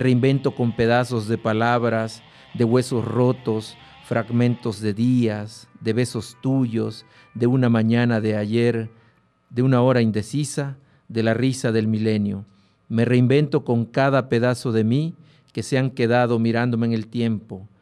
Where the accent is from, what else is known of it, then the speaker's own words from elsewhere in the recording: Huehuetán, Chiapas, Mexico; en una revista local en mi pueblo, en Huehuetán, que es la capital del Soconusco, una zona muy privilegiada allá en Chiapas